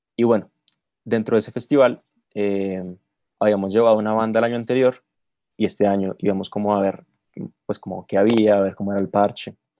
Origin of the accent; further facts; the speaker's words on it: Bogotá, Colombia; soy productor de la ciudad de Bogotá, capital de Colombia